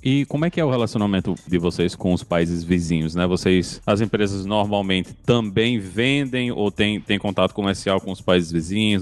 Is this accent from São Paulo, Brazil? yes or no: no; João Pessoa, Paraíba, Brazil; Eu sou de, de João Pessoa lá no, no Nordeste do Brasil